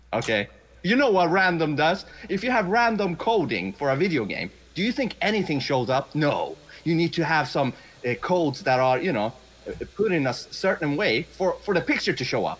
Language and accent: English; Sweden; English is a second language; I've only spoken English for 2.5 years. I'm from Sweden. I'm Persian